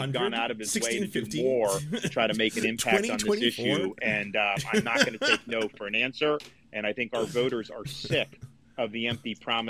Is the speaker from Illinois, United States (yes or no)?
no; Tampa Bay area, Florida, United States; I'm a blue collar kid. I grew up in the Tampa Bay area working minimum wage to get through school.